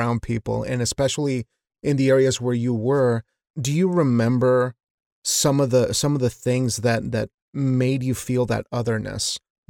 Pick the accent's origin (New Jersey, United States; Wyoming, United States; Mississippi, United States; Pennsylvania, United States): Wyoming, United States; I grew up in Wyoming, a very Mormon community, and being one of very few brown kids there